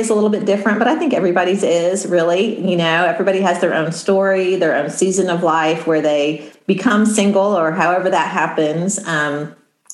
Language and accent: English; Midwest, United States; I'm from the Midwest and I grew up with just a sort of a pull yourself up by your bootstraps mentality